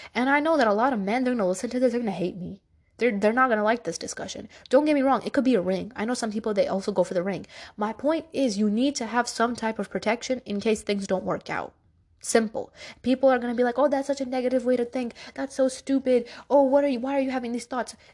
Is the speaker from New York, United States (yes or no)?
yes; New York City, New York, United States; I was born in Brooklyn, New York, but my family is from Pakistan.